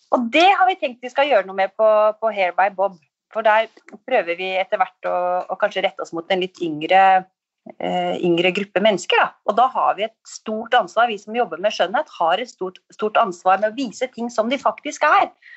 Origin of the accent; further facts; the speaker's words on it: Skjåk, Innlandet, Norway; also born or lived in Oslo; now in Holmestrand, Norway; Jeg er fra Skjåk oppe i Gudbrandsdalen, så jeg savna litt livet på landet